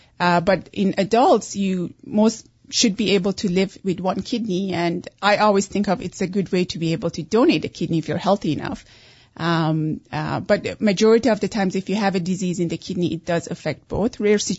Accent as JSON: {"language": "English", "country": "Iran", "also_born_or_lived": "Canada", "second_language": "English", "lives_now": "United States", "said": "Originally Persian."}